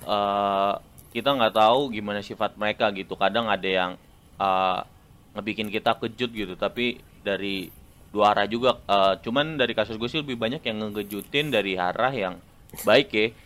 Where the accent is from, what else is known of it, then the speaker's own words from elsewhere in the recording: Serang, Banten, Indonesia; moved away as an adult; now in Bandung, Indonesia; gua datang dari Serang